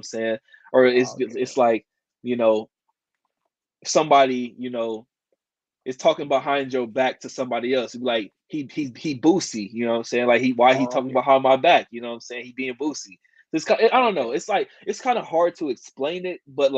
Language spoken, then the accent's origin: English; Kansas City, Missouri, United States; I'm from Kansas City